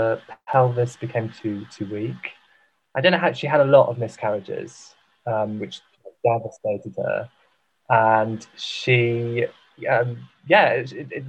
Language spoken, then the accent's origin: English; Wales, United Kingdom